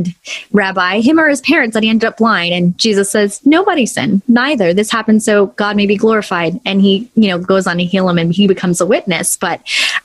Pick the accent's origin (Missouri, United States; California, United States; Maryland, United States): California, United States; Los Angeles; Born and raised in Los Angeles, I'm in California